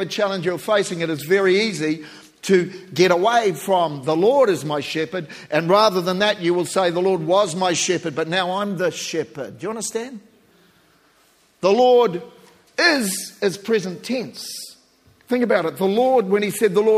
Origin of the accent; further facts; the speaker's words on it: New Zealand; I'm a Kiwi